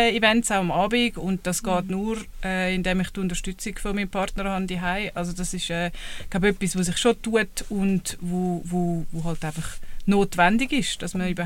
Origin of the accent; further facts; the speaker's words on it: Winterthur, Zurich, Switzerland; ich bin aus Winterthur.